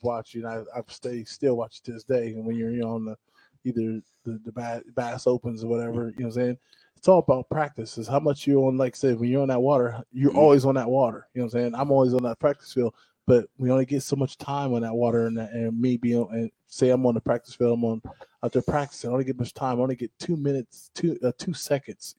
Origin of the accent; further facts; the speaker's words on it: Ohio, United States; moved away; I was in Ohio